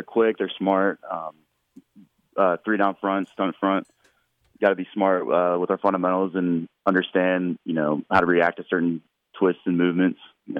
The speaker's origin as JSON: {"language": "English", "region": "North Carolina", "country": "United States", "tie": "born or raised there", "moved": "yes", "said": "it's in my home state."}